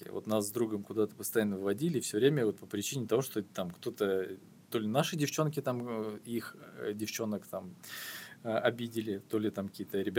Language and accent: Russian; Belousovo, Kaluga Oblast, Russia; Я же э, говорил, что я не из Москвы, да.